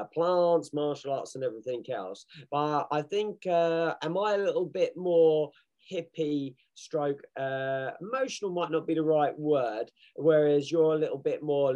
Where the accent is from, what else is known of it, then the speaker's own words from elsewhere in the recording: England, United Kingdom; I'm English, I'm British through and through